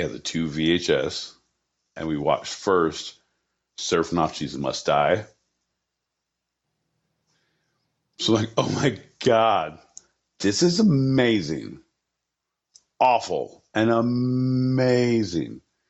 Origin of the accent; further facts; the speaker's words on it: California, United States; I'm from Southern California.